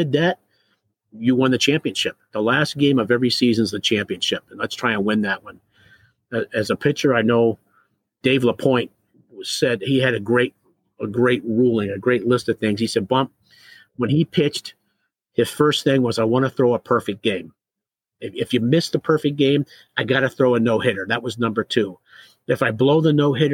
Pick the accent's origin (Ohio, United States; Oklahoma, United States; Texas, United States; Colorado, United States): Ohio, United States; growing up in Ohio